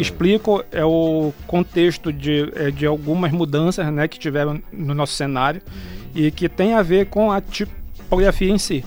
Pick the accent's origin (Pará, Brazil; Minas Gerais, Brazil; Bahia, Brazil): Pará, Brazil; Breves; now in Belém, Brazil; eu sou lá de Breves